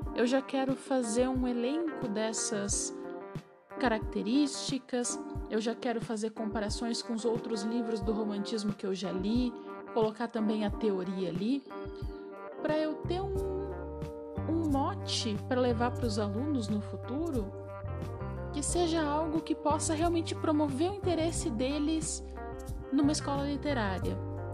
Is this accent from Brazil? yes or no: yes; Rio Grande do Sul, Brazil; eu sou do Rio Grande do Sul.